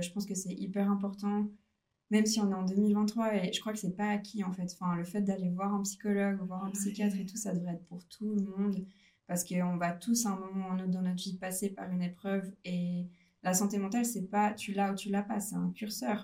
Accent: Lausanne region, Vaud, Switzerland; Je viens de la région de Lausanne

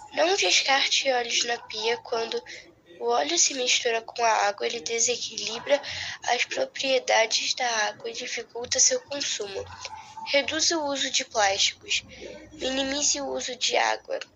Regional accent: Minas Gerais, Brazil; sou natural do estado de Minas Gerais, Brasil

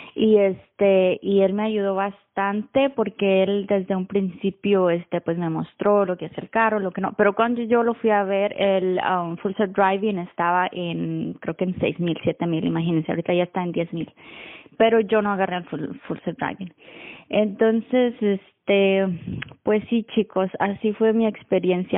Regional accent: Mexico; now in Austin, United States; yo soy de México pero vivo en, bueno, al norte de Austin, Texas

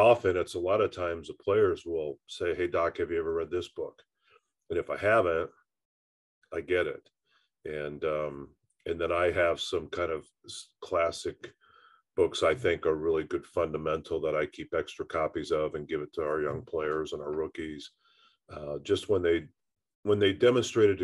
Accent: Indiana, United States; being a Hoosier by birth and growing up in Indiana

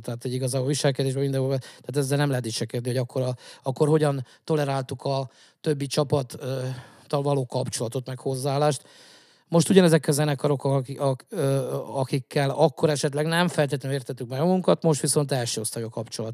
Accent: Zala, Hungary; zalaiak vagyunk

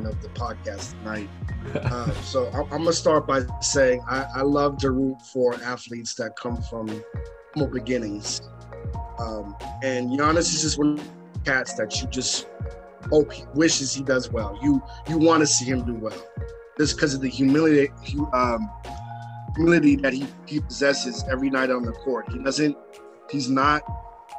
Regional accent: United States; as an American

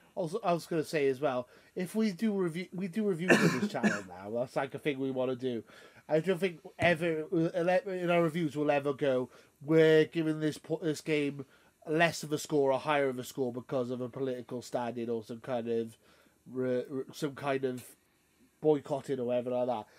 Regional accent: United Kingdom; I'm British

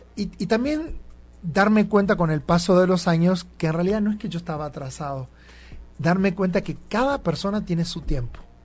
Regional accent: Campo Viera, Misiones, Argentina; moved away as an adult; also born or lived in Buenos Aires, Argentina; now in Mexico; Y nací y viví toda mi vida en una ciudad que se llama Campo Viera

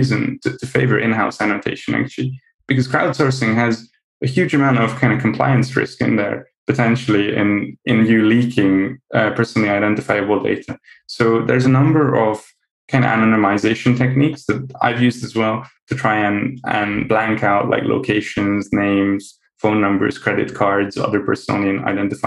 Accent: Hungary; I'm half Dutch, half Hungarian, actually. But I grew up in Hungary

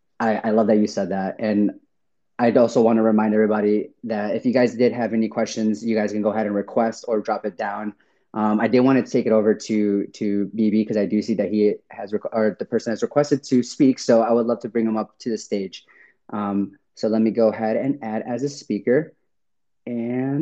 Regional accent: Chicago, Illinois, United States; I'm from Chicago

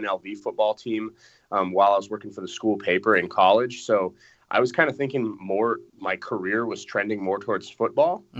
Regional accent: Colorado Springs, Colorado, United States; I grew up in Colorado Springs

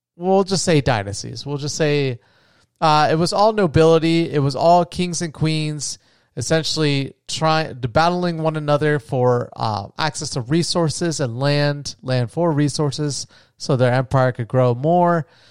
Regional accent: United States

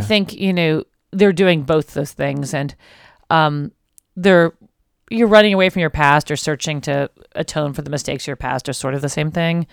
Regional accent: New York City, New York, United States; now in Los Angeles, United States; I'm from Brooklyn, New York

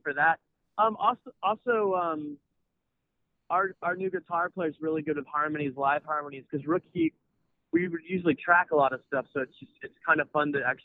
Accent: Raleigh, North Carolina, United States; I'm from Raleigh

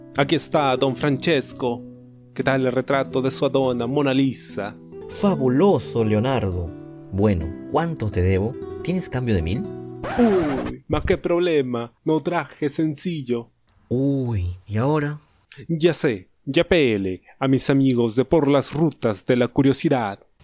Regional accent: Peru; nos une como peruanos

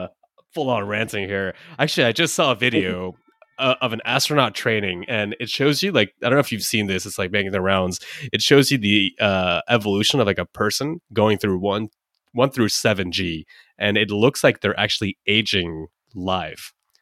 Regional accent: United Kingdom; And then he realized, oh shit, I'm British.

